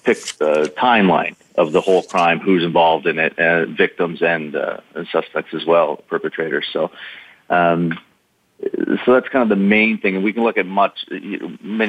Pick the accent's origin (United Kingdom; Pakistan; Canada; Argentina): Canada; I played hockey as a Canadian